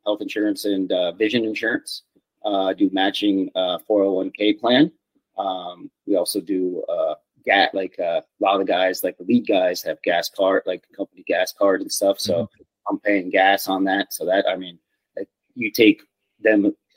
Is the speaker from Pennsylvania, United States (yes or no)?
yes; Pennsylvania, United States; moved away as an adult; now in Lake Tahoe, United States; originally I'm from Pennsylvania on the East Coast.